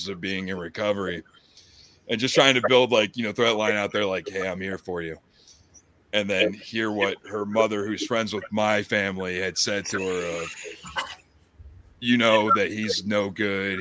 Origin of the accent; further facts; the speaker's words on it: Bellefonte, Pennsylvania, United States; moved away as an adult; now in Florida, United States; I grew up in Pennsylvania.